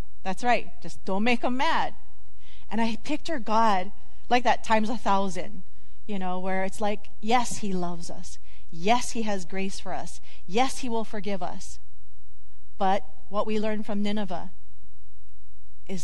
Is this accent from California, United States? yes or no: no; Hawaii, United States; when you're a kid growing up in Hawaii